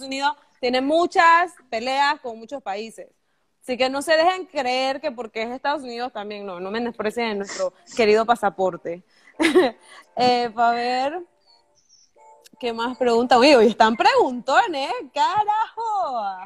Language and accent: Spanish; Bugaba, Chiriquí, Panama; also born or lived in United States; yo soy de Chiriquí